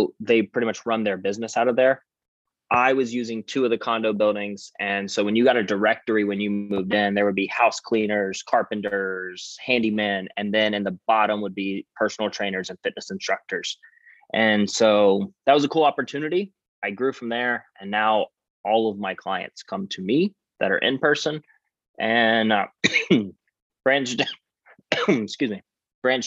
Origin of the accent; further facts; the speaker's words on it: Savannah, Georgia, United States; also born or lived in Atlanta, Georgia; Born and raised in Savannah, Georgia.